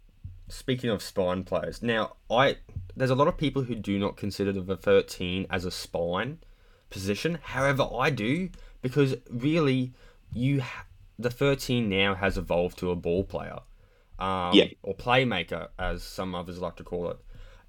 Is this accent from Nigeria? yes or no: no; Queensland, Australia; I was born in Queensland